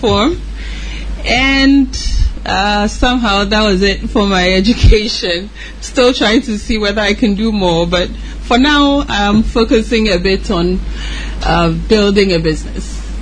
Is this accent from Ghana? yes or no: yes; Ghana; moved away as an adult; also born or lived in United States; I was born in Ghana, grew up in Ghana